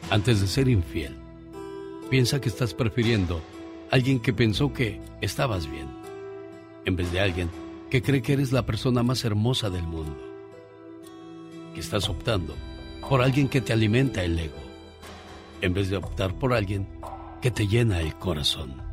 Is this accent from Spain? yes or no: no; Torreón, Coahuila, Mexico; moved away; y un día salí de Torreón. Pero Torreón nunca salió de mí.